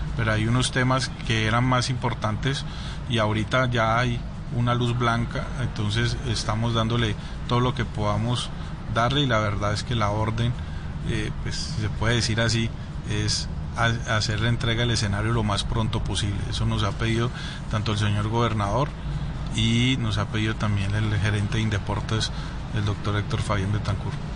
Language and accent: Spanish; Colombia; accent: Colombian; mi, papá es suizo y mi mamá es colombiana, entonces pero pues ya más colombiano.